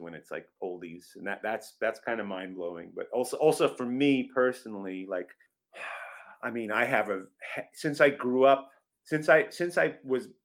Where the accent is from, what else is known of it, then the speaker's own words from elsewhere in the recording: Long Island, New York, United States; also born or lived in Brooklyn; I was born in Brooklyn, but then we moved out to Long Island when I was about 3 years old